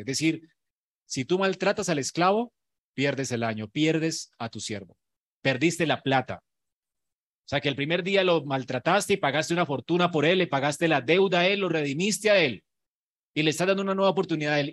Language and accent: Spanish; Colombia; Los colombianos somos increíbles en creatividad